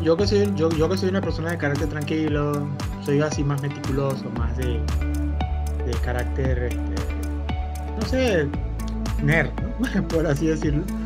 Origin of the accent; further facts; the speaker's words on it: Venezuela; somos venezolanos